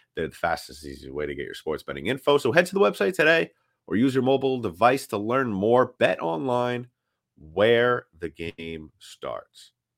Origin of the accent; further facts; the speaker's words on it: New York City, New York, United States; moved away; I grew up in New York City